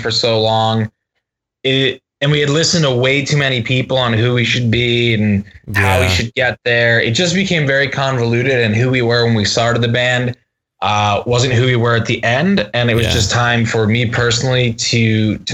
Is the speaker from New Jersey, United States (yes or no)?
yes; New Jersey, United States; moved away; I'm originally from New Jersey